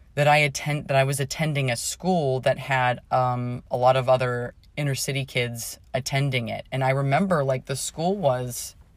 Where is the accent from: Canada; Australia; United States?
United States; Pittsburgh, Pennsylvania; I grew up in Pittsburgh